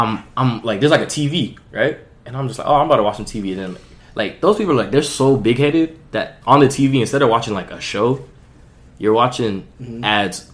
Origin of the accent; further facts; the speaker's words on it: Florida, United States; I'm from Florida.